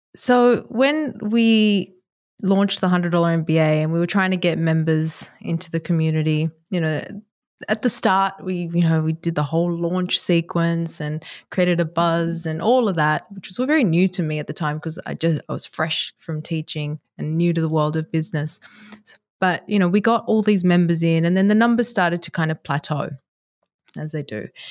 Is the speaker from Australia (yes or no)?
yes; Sydney, New South Wales, Australia; moved away as an adult; also born or lived in Japan / Dubai / New York; I am based in Sydney, Australia, which is my hometown